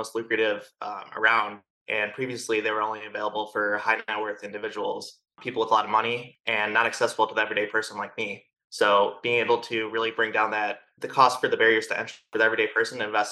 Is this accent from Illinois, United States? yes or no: yes; Chicago, Illinois, United States; moved away as an adult; now in Austin, United States; I'm originally from Chicago, recently moved here to Austin about a year and a half ago.